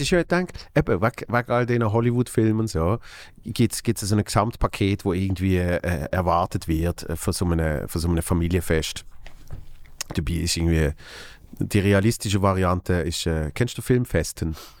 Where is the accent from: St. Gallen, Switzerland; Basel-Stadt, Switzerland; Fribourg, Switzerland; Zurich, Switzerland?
Basel-Stadt, Switzerland; Basel; als Basler